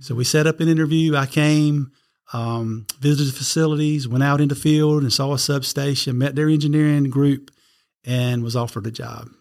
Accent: Red Springs, North Carolina, United States; I was born in Red Springs, North Carolina, little town just south of Fayetteville

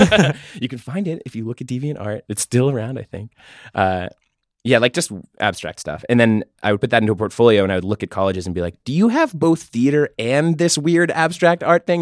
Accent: Pittsburgh, Pennsylvania, United States; also born or lived in San Francisco; now in New York, United States; I'm from Pittsburgh, lived in San Francisco for five years and just moved to New York in February

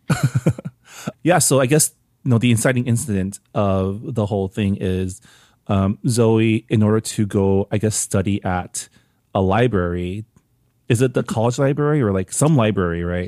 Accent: Canada; now in United States; as a Canadian

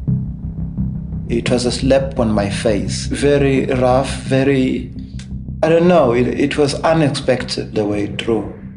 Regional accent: Eswatini; moved away as an adult; now in Johannesburg, South Africa; born and raised in Eswatini

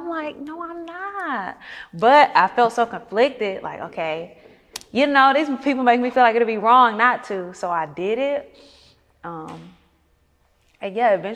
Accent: Sparta, Georgia, United States; I'm from Sparta, Georgia

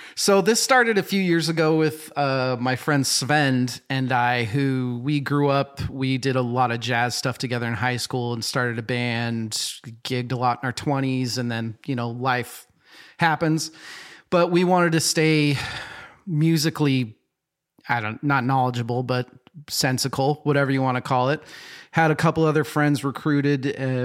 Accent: Boise, Idaho, United States; I grew up in Boise, Idaho

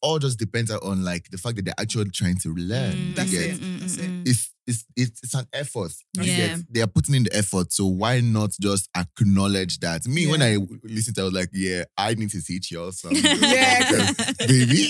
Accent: Nigeria; moved away; I grew up in Nigeria

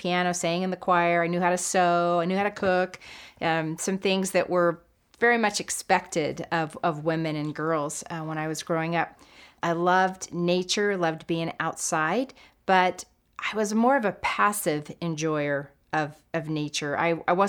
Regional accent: San Diego, California, United States; also born or lived in Texas; I was born in San Diego, California.

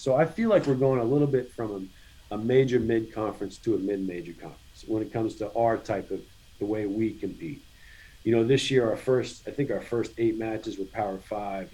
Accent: Virginia, United States; I'm I'm an in-state kid

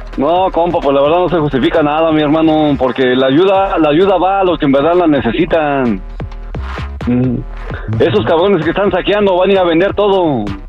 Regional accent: Coyuca de Benítez, Guerrero, Mexico; now in Chicago, United States; yo soy de ahí a un lado de Acapulco, de Coyuca, de Benítez, como a 25 minutos de Acapulco

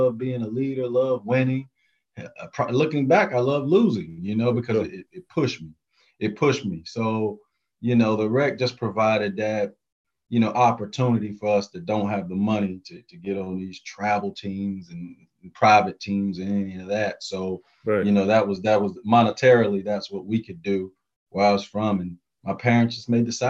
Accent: North Carolina, United States; my high school, I have the winningest high school coach in North Carolina history

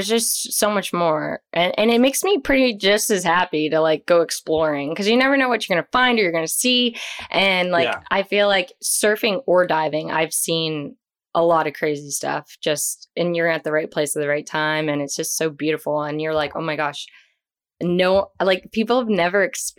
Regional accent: Boynton Beach, Florida, United States; I have lived in South Florida my whole life

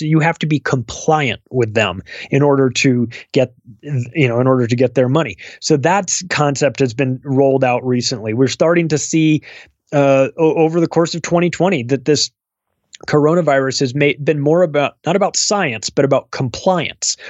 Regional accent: United States; I'm an American

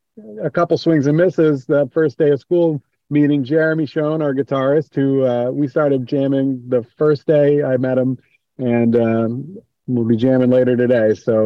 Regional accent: Port Washington, New York, United States; now in Maryland, United States; That's right. Yep. Port Washington, New York, on the north shore of Long Island, not too far from the city. And it was a good place to live. I like living in Maryland now, but it all started in New York.

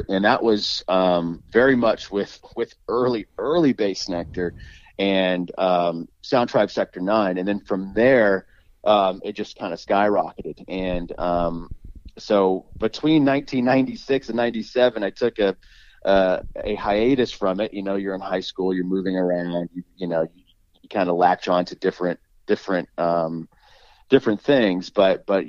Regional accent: Dallas, Texas, United States; growing up in Dallas, I worked

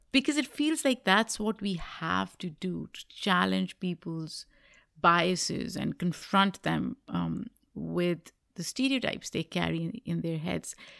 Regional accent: Pakistan; now in United States; When I was growing up in Pakistan

